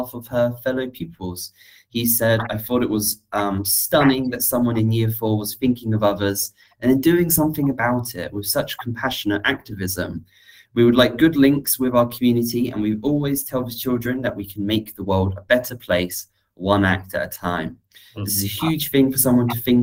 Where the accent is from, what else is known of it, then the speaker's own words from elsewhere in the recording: Bury St Edmunds, East of England, United Kingdom; growing up in Bury, it's always been a big staple, you know, British sugar.